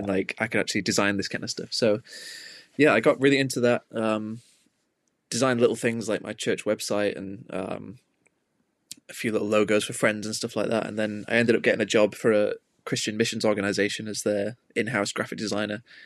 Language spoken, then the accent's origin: English; Manchester, North West England, United Kingdom; growing up in Manchester, like, it's a big music city